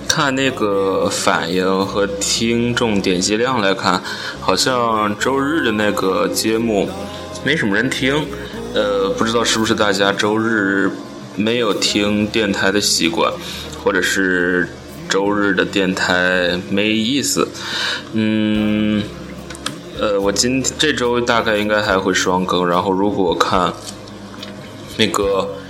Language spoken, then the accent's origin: Chinese; Baoding, Hebei, China; 我们保定的地方电台，来打造我们保定人保定话